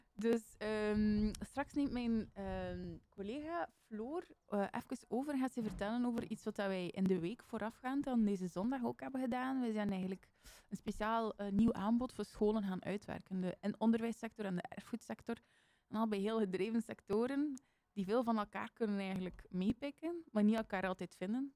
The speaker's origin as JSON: {"language": "Dutch", "town": "Bruges", "region": "Flanders", "country": "Belgium", "tie": "born or raised there", "said": "ik ben toevallig van die straten, dus ik ben daar opgegroeid"}